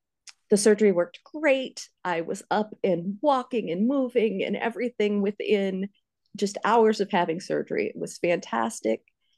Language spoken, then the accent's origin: English; Pennsylvania, United States; now in Iowa, United States; I went to school in Ames. That's where Steve and I met. But I'm originally from Pennsylvania.